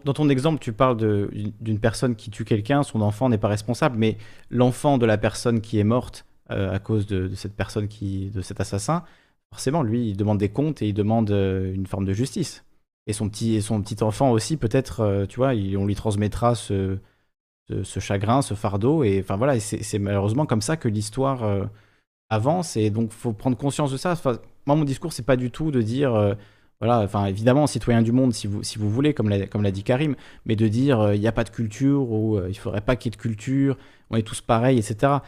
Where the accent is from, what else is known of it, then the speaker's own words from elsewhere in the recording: Corsica, France; moved away; je suis corse, donc la Corse est française